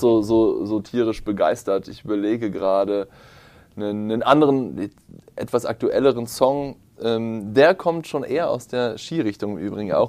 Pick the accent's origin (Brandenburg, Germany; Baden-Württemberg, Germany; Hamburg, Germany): Brandenburg, Germany; Potsdam; ich bin zwar in Potsdam aufgewachsen